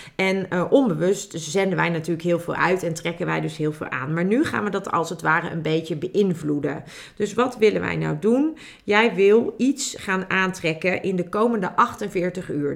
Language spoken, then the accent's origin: Dutch; Netherlands; als Nederlanders